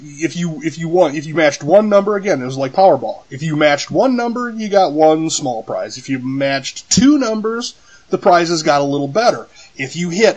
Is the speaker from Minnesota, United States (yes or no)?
no; California, United States; as a kid growing up in California